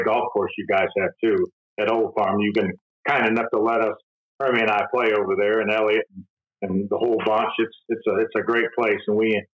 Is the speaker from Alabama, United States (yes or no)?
no; Michigan, United States; I grew up in Michigan, and I was going to college up in Michigan.